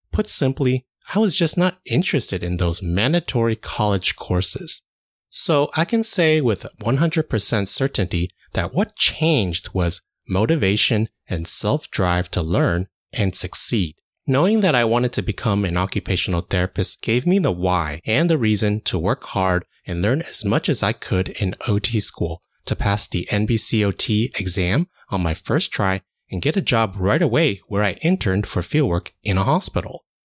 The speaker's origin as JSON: {"language": "English", "country": "United States", "tie": "born or raised there", "said": "I was born and raised in the United States"}